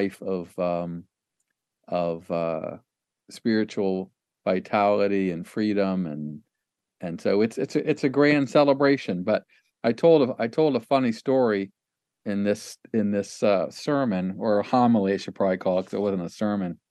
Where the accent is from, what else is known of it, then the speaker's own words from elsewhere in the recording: Ohio, United States; I grew up in Lutheran church in Ohio